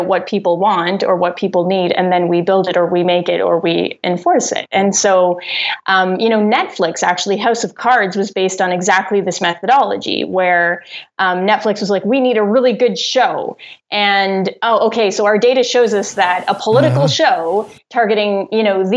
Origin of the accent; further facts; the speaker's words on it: Rockland, Ontario, Canada; also born or lived in Ottawa; I was born in Ottawa, but I grew up in Rockland, which is like this town 45 minutes outside the city.